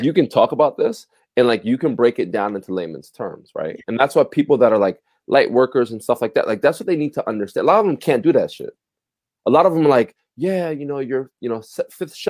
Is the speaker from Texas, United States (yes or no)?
no; Passaic, New Jersey, United States; I'm a kid from Passaic, New Jersey.